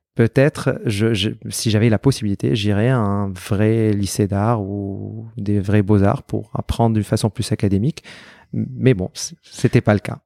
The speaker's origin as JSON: {"language": "French", "town": "Aleppo", "region": "Aleppo Governorate", "country": "Syria", "tie": "born or raised there", "moved": "as an adult", "lives_now": "Argenteuil, France", "said": "j'ai grandi à Alep"}